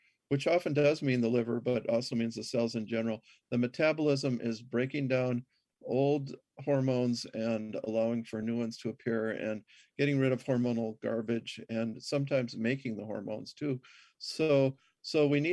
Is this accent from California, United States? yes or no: no; Minnesota, United States; I grew up in Minnesota.